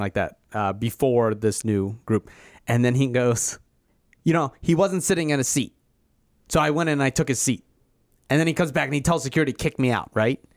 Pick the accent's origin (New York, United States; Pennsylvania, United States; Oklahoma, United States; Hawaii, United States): Pennsylvania, United States; Philadelphia; I'm also from Philadelphia.